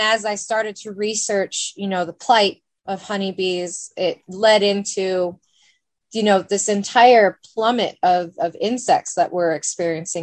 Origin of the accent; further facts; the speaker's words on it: Bend, Oregon, United States; I'm born and raised in Bend, OG Bendite